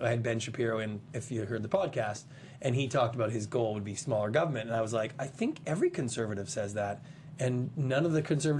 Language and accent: English; Canada; now in United States; I'm a Canadian. I immigrated to this country. I'm in love with America. I always have been since I was 8 years old.